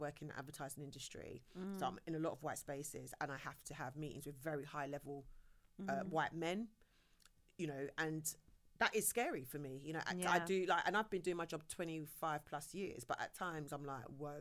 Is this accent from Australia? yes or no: no; England, United Kingdom; I'm an ethnic minority growing up in England